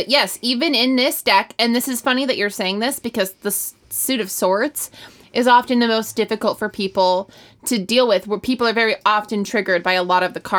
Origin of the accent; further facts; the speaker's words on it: Illinois, United States; Yeah, that's the Midwest. I'm from Illinois.